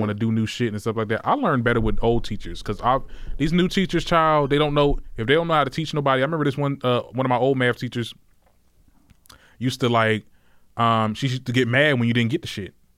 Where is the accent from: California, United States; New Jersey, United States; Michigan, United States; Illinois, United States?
New Jersey, United States; Trenton; I'm from Trenton, New Jersey.